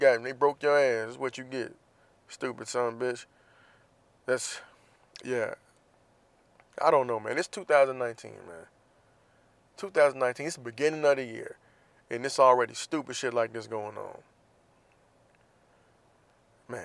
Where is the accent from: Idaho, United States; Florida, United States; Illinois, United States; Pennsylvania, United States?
Florida, United States; Jacksonville; my hometown of Jacksonville, Florida